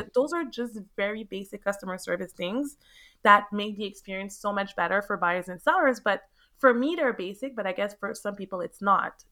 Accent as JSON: {"language": "English", "town": "Montreal", "region": "Quebec", "country": "Canada", "tie": "born or raised there", "moved": "as an adult", "lives_now": "Florida, United States", "said": "born and raised in Montreal, Canada."}